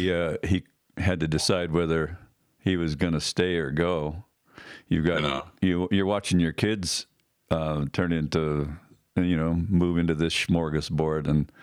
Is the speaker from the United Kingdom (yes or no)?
no; Ireland; I can get nostalgic about that, but, yeah, it, I am Irish.